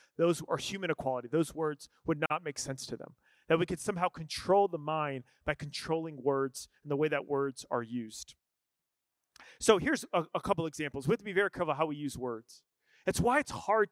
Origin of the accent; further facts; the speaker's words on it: Scottsdale, Arizona, United States; I'm mostly Irish. I grew up in Scottsdale, Arizona